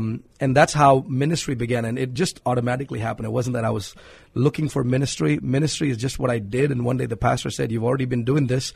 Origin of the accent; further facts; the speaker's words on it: Hyderabad, Telangana, India; moved away as an adult; now in San Antonio, United States; I was born and raised in India, in a city called Hyderabad in South India.